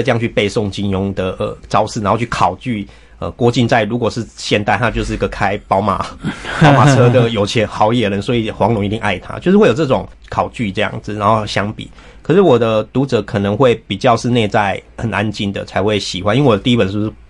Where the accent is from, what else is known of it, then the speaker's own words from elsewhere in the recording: Taiwan; 处理 我们台湾人的那一种每天都在跟各种狗屁倒灶的事情对抗，然后你又不得不适应的那一种漂流的感觉